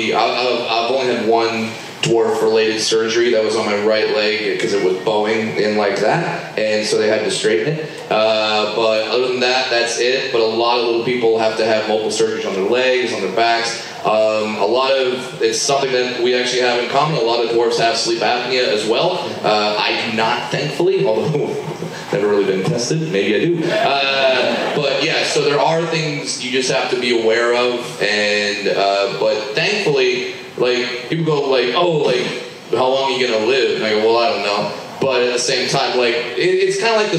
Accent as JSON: {"language": "English", "region": "Southern California", "country": "United States", "tie": "born or raised there", "said": "I grew up in Southern California. I worked at Disneyland"}